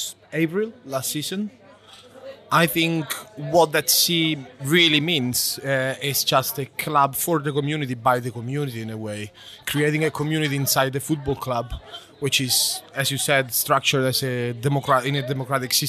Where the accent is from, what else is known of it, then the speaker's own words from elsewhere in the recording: Italy; now in United Kingdom; I'm coming from Italy